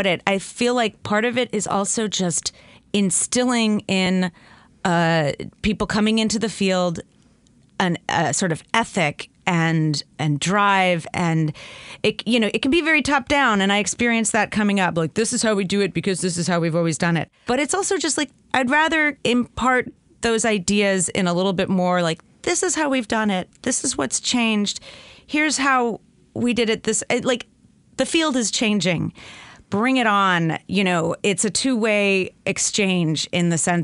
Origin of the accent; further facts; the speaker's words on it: New Jersey, United States; also born or lived in Northern California / Los Angeles, California; now in Bay Area, California, United States; I'm originally from New Jersey, which comes out sometimes in my voice. But I've lived in California for a very long time